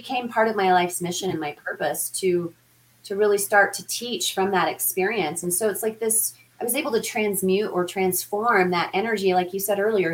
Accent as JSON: {"language": "English", "town": "Denver", "region": "Colorado", "country": "United States", "tie": "born or raised there", "said": "the Denver metro area, which is where I grew up here in Colorado"}